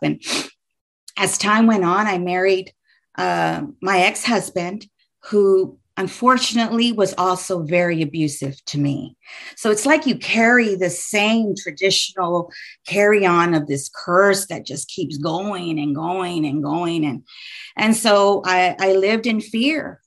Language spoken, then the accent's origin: English; Houston, Texas, United States; moved away as an adult; now in north central Texas, United States; I live in north central Texas, but I was born and raised in Houston, Texas